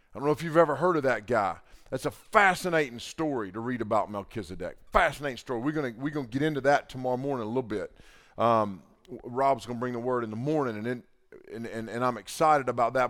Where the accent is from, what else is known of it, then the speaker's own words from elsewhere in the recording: the Bible Belt, United States; growing up in the Bible Belt